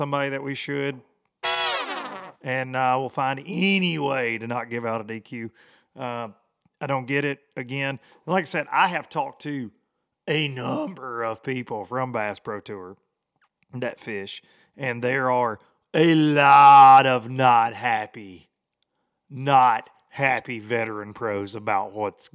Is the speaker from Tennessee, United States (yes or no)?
yes; Tennessee, United States; here in my hometown of Aylburg, Tennessee.